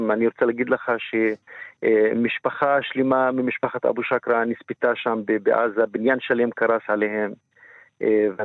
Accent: Israel; אני גם פה וגם שם מדבר על עצמי, גם כפלסטיני וגם כערבי ישראלי וגם כה, יש פה מורכביות של הזהות

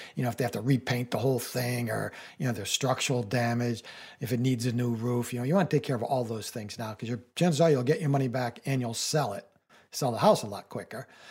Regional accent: New England, United States; I live in New England and I grew up in New England

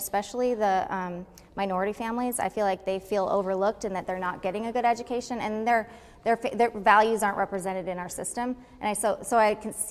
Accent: Los Angeles, California, United States; now in Anchorage, United States; I come from Los Angeles

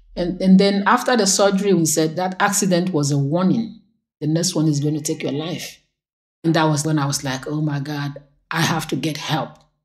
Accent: Nigeria; moved away as an adult; now in United States; I'm originally from Nigeria

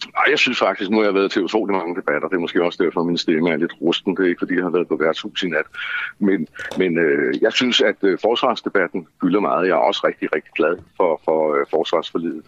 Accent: Copenhagen, Capital Region of Denmark, Denmark; jeg er jo født og opvokset i København og har boet her i masser af år

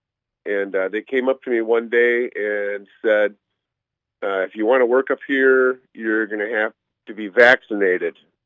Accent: Slinger, Wisconsin, United States; now in Phoenix, United States; I am originally from Slinger

